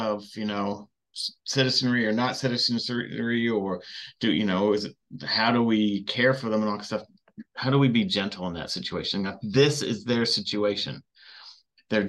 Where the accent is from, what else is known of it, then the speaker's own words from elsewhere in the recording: Southern California, United States; I grew up in Southern California